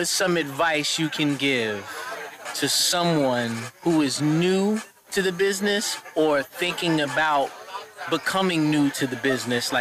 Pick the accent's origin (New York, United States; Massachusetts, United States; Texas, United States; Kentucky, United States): New York, United States; New York City; now in Dutchess County, United States; I'm in Dutchess County. I'm from Queens. I'm from Southside